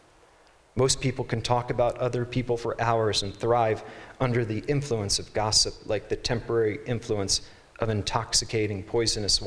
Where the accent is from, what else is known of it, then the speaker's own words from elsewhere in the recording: East Coast, United States; I'm from the East Coast and I mispronounced poem so many times people made fun of me.